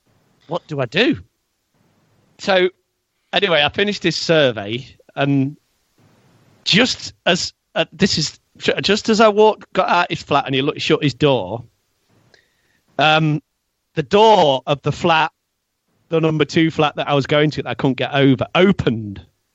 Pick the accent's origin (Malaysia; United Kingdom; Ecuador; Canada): United Kingdom; Aspley, East Midlands; Yeah, Strelle. I'm from Strelle, Aspley.